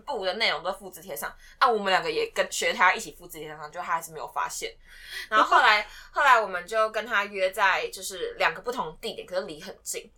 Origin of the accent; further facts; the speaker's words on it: Taiwan; 我是台湾人